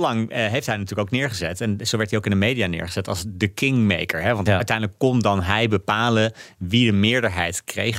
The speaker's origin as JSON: {"language": "Dutch", "country": "Netherlands", "said": "als Nederlander"}